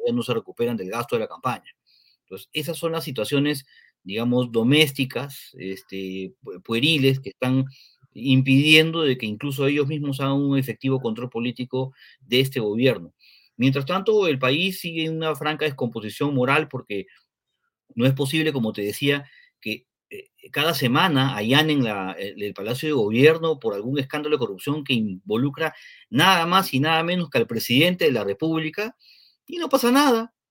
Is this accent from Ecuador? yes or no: no; Peru; somos peruanos y los peruanos tenemos otra forma de hacer las cosas